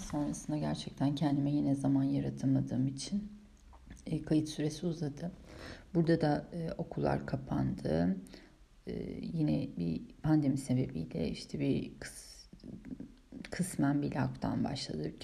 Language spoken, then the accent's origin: Turkish; Istanbul, Turkey; now in Germany; Ben hep İstanbul'da doğdum büyüdüm. Döneceğim yer İstanbul değil. Ege'ye karşı öyle bir hissiyatım var. Yok. Ee, Almanya'da kalma hissiyatım yok.